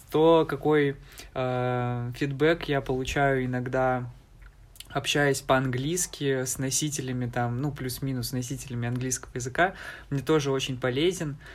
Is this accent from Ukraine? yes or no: yes; Donbas, Ukraine; А, я ведь э, из Донбасса, э, и поэтому у меня, в принципе, возможностей не так много, как у других жителей всей Украины, да, всей страны.